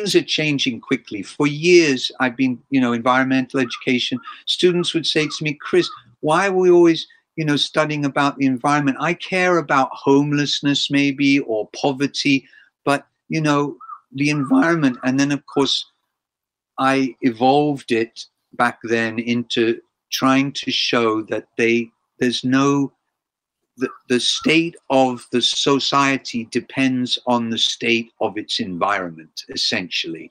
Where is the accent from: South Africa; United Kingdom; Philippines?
United Kingdom; England; now in Japan; I grew up in England